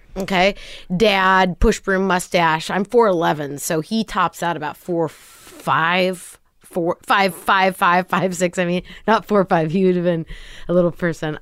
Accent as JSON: {"language": "English", "town": "Kent", "region": "Washington", "country": "United States", "tie": "born or raised there", "also_born_or_lived": "Los Angeles", "moved": "as an adult", "said": "raised Kent, Washington, suburb of Seattle"}